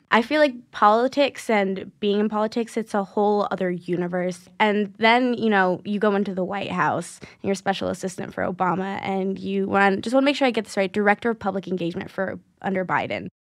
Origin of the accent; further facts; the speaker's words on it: New York, United States; I grew up in New York